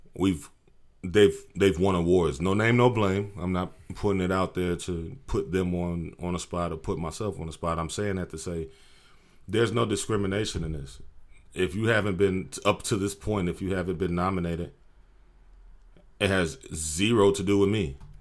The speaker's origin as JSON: {"language": "English", "region": "Maryland", "country": "United States", "moved": "as an adult", "lives_now": "Austin, United States", "said": "I'm originally from Maryland."}